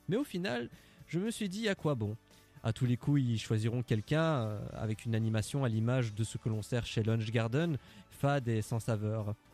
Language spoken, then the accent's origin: French; Brussels, Brussels-Capital Region, Belgium; j'ai 27 ans et je viens de Bruxelles.